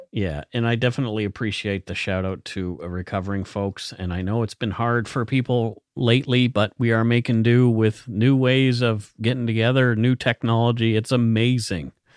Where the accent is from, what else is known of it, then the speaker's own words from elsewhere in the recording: near Italy Cross, Nova Scotia, Canada; that is very close to where I grew up.